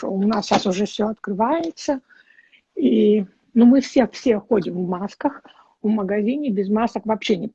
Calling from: California, United States; я из Калифорнии.

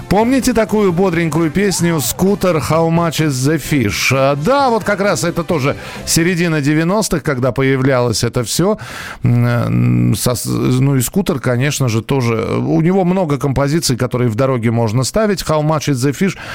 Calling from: Valencia, Valencian Community, Spain; Здравствуйте … из Испании, Валенсии.

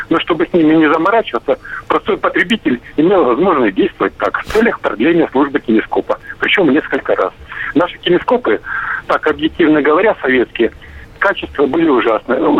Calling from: Stavropol, Stavropol Krai, Russia

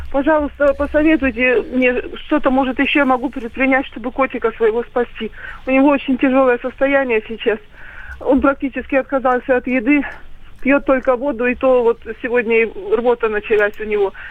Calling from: Moscow, Russia; Здравствуйте, я из Москвы звоню вам, вот, ну...

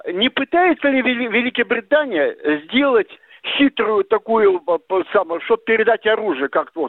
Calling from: Yekaterinburg, Sverdlovsk Oblast, Russia; Я, я быстро, 21 апреля на, я говорю из Екатеринбурга, на, по вашей станции на, по теме ОТР.

